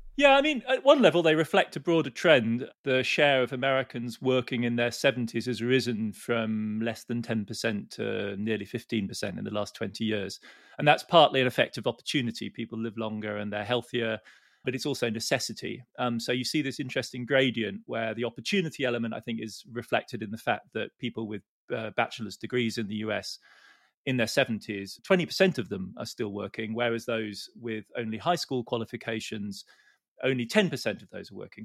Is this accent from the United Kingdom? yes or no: yes; United Kingdom; as a Brit